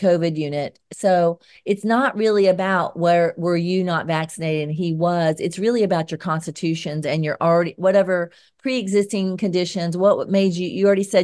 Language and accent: English; Georgia, United States; accent: Georgia; my Georgia accent